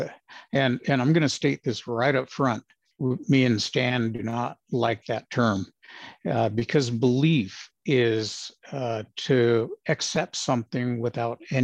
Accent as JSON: {"language": "English", "town": "Los Angeles", "region": "California", "country": "United States", "tie": "born or raised there", "also_born_or_lived": "Arizona", "moved": "as an adult", "said": "Was born and raised in Los Angeles, of all places."}